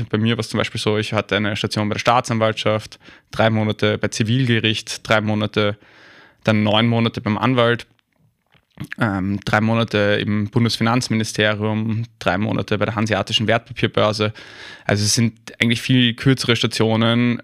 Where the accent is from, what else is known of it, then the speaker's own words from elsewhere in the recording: Vienna, Austria; accent: Wienerisch (a bit of Viennese); moved away as an adult; also born or lived in Hamburg, Germany; ich würde natürlich immer entlarvt in Deutschland sofort als, als Österreicher. Ähm, auch weil ich mir das halbwegs bewahrt habe, dieses, zumindest dieses bisschen Wienern